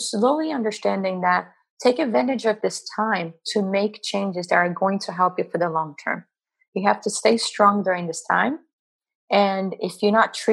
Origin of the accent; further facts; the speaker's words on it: Brazil; moved away; growing up in Brazil